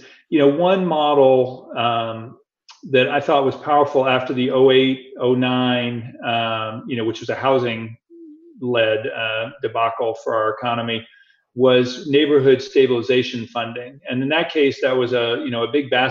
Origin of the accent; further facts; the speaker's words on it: Atlanta, Georgia, United States; my hometown of Atlanta